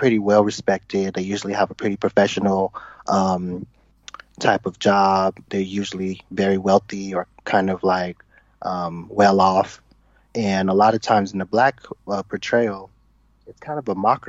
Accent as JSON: {"language": "English", "area": "Bay Area", "region": "Northern California", "country": "United States", "said": "I'm from Northern California, the Bay Area"}